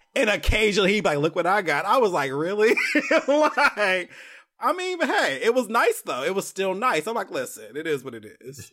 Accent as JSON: {"language": "English", "region": "California", "country": "United States", "moved": "yes", "lives_now": "Atlanta, United States", "said": "I'm from California"}